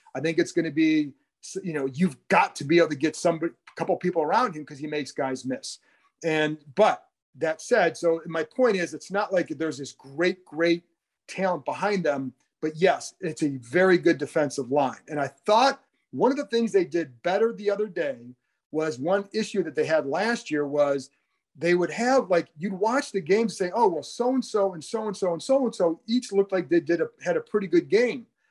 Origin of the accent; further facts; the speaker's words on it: Cleveland, Ohio, United States; moved away; I grew up in the Cleveland area